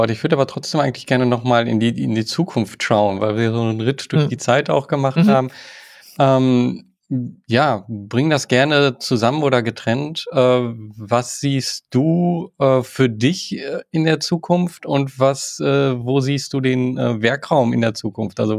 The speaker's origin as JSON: {"language": "German", "town": "Waltrop", "region": "North Rhine-Westphalia", "country": "Germany", "tie": "born there", "said": "manchmal sage ich im Münsterland und manchmal im Ruhrgebiet. Ich bin im Waldrop geboren. Äh, das ist so an so einer Grenze, ja. aber der, das Ruhrgebiet ist so eigentlich doch das, was sich mehr erlebt habe"}